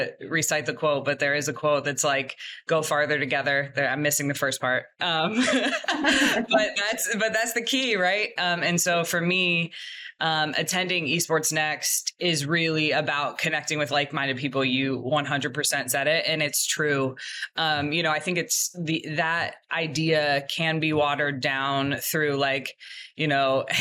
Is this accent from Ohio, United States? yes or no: yes; Ohio, United States; I'm a Midwest kid as well. I'm from Ohio